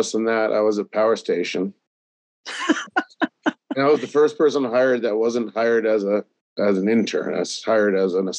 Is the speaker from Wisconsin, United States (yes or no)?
no; Vermont, United States; moved away as an adult; I grew up in Vermont. So I grew up in a small little town.